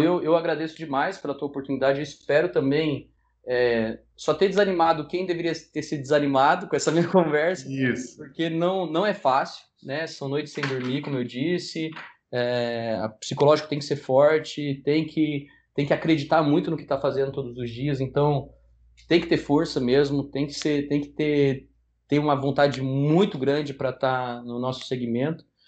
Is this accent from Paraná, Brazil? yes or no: yes; Paraná, Brazil; Eu sou paranaense também, apaixonado pelo Paraná